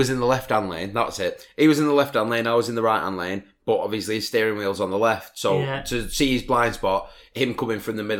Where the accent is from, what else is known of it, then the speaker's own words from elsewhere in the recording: Leyland, North West England, United Kingdom; my hometown of Leyland, which is a small town in Lancashire